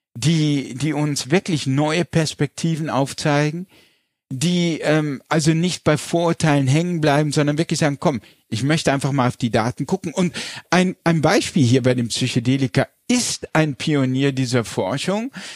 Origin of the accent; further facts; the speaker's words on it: Landau, Rhineland-Palatinate, Germany; Wir kommen aus der Pfalz, mhm. ich bin in Landau in der Pfalz geboren